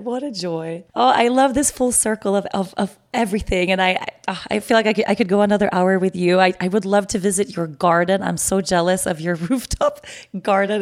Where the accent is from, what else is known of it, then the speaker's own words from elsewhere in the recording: Aruba; we were here in Aruba